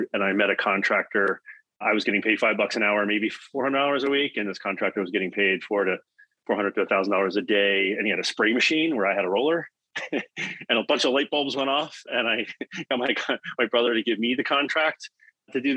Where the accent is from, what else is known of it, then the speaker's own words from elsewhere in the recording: Bucks County, Philadelphia area, Pennsylvania, United States; I grew up in Bucks County, which is the suburbs of the Philadelphia area